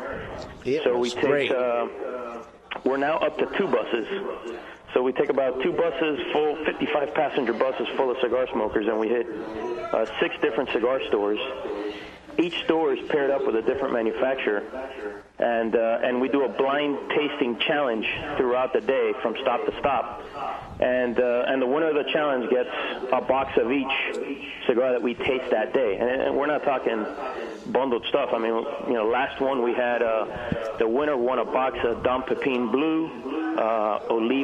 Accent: Miami, Florida, United States; Growing up in Miami

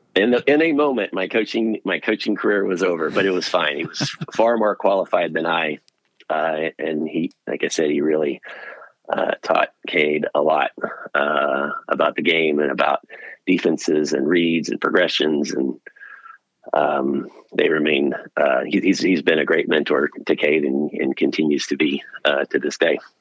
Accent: Pearland, Texas, United States; also born or lived in Austin, Texas; I grew up in Houston, outside Houston in Pearland

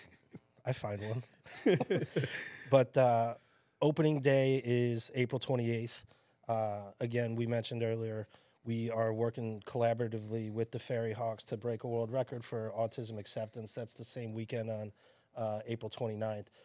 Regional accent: Chicago, Illinois, United States; now in Staten Island, United States; growing up in Chicago

